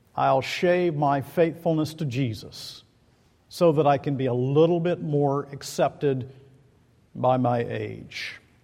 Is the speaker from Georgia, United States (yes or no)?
yes; Macon, Georgia, United States; Central City Park in Macon, Georgia, my hometown